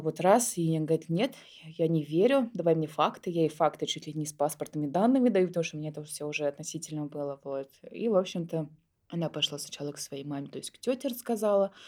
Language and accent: Russian; Moscow, Russia; я родилась в Москве у двух студентов Тимирязевской академии